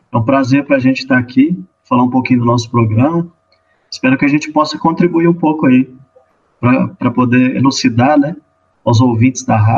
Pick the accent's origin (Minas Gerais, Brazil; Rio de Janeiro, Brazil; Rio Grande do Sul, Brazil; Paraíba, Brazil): Minas Gerais, Brazil; Luz; eu sou natural de Luz, cidadezinha do interior aqui de Minas Gerais.